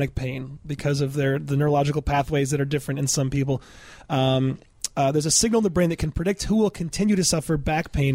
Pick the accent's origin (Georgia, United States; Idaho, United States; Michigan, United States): Michigan, United States; I'm from Michigan